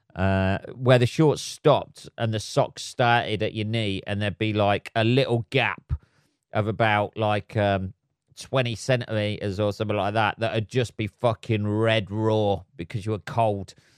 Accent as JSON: {"language": "English", "region": "England", "country": "United Kingdom", "said": "living, uh, in England, uh, and being an Englishman"}